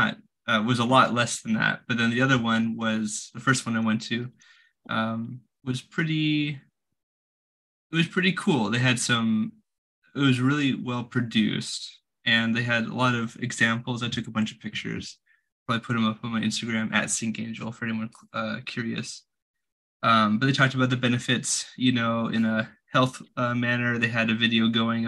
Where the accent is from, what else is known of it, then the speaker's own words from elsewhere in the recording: California, United States; I'm from California.